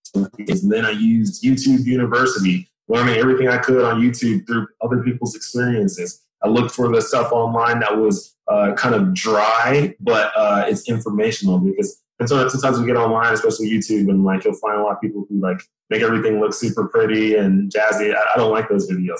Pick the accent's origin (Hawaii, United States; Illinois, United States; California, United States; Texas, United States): Texas, United States; Dallas; moved away as an adult; originally I'm from Dallas, Texas both my parents came from Nigeria um, to Texas in the 80s. They had me and my two brothers and my sister. We grew up there.